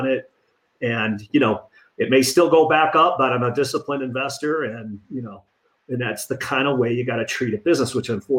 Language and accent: English; Detroit, Michigan, United States; moved away; I'm from Detroit originally